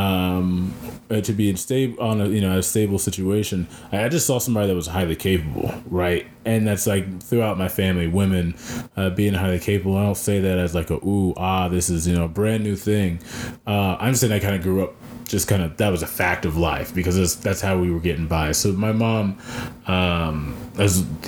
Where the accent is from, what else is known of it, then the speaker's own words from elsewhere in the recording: Belton, Missouri, United States; also born or lived in Columbia, Missouri; I grew up in Belton. That's where I'm from